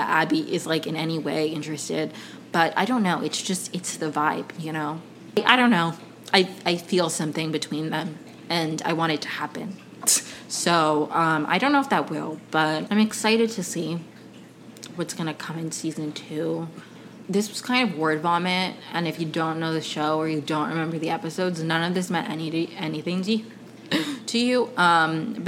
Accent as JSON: {"language": "English", "town": "Potomac", "region": "Maryland", "country": "United States", "tie": "born or raised there", "also_born_or_lived": "Caracas, Venezuela / Ohio / Evanston, Illinois", "moved": "as an adult", "lives_now": "Los Angeles, United States", "said": "I grew up in Potomac, Maryland."}